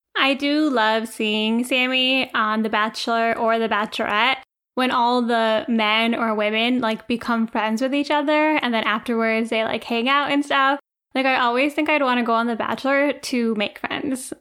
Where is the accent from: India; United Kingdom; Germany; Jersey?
India; now in United States; we're Indian, we take care of our family